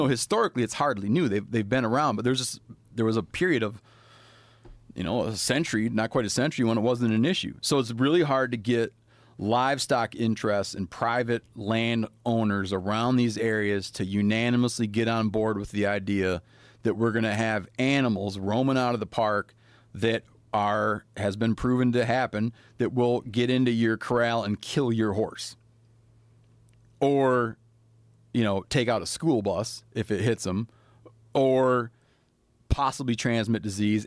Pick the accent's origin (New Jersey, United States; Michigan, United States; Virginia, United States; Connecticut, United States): Michigan, United States; My home state of Michigan